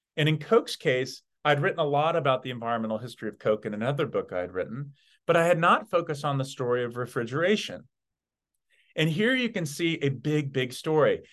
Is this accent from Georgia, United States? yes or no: yes; Atlanta, Georgia, United States; as a young kid growing up in Atlanta, Georgia